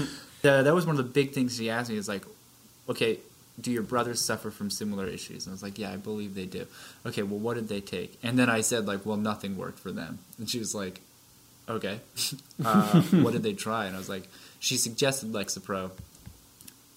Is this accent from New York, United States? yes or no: no; Vermont, United States; now in Massachusetts, United States; I'm actually from Vermont